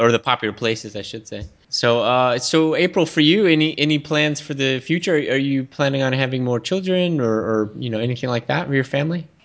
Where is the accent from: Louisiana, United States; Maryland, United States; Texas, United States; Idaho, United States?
Texas, United States; now in Philippines; I grew up in Texas